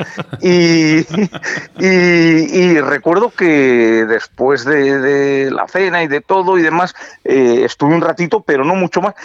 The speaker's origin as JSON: {"language": "Spanish", "town": "Valladolid", "region": "Castile and León", "country": "Spain", "said": "yo soy vallisoletano y lo llevo muy dentro"}